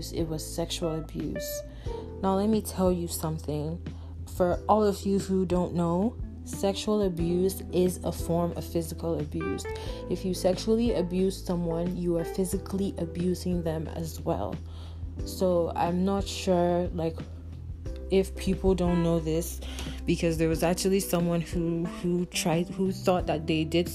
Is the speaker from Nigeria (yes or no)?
yes; Nigeria; I'm from Nigeria